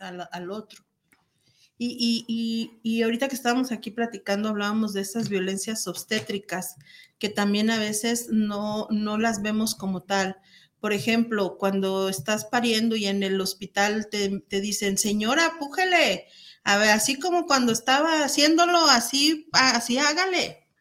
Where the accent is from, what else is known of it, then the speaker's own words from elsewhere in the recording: Guadalajara, Jalisco, Mexico; nosotros que somos de Guadalajara